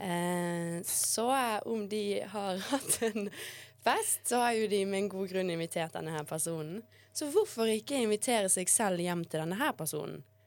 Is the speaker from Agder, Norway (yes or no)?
no; Bergen, Vestland, Norway; also born or lived in Bosnia; jeg kanskje er den eneste bergenseren som ikke eier en regnjakke